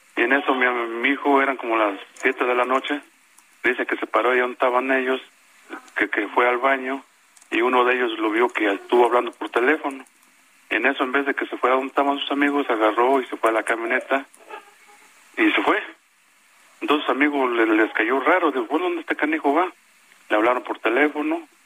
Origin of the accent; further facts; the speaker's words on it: Mexico; moved away as an adult; now in Mexico City, Mexico; yo era antes de las de ahí del pueblo de las colonias y emigré para acá a la Ciudad de México a trabajar